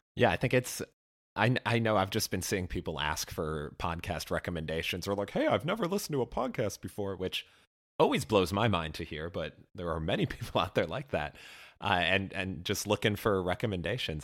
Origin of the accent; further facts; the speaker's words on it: near Chicago, Illinois, United States; my hometown, well, near hometown adjacent of Chicago